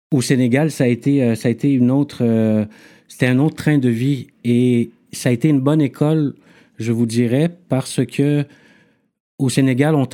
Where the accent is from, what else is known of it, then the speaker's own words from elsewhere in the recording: Montreal, Quebec, Canada; also born or lived in Yaoundé, Cameroon; Je suis né à, je suis né à Yaoundé, {S1} qui est la capitale du Cameroun. Mhm. {S3} À l'âge de deux ans, j'ai déménagé à Montréal-Nord avec mes parents.